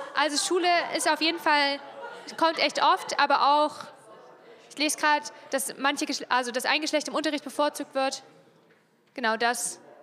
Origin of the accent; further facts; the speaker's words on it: Freiberg, Saxony, Germany; now in Chemnitz, Germany; Ich bin in Freiberg aufgewachsen, das ist hier ganz in der Nähe, so eine Kleinstadt.